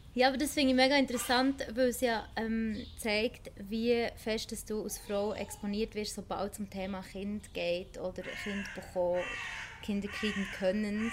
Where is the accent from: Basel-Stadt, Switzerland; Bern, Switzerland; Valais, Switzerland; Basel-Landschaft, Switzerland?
Bern, Switzerland; now in Basel, Switzerland; ursprünglich Bernerin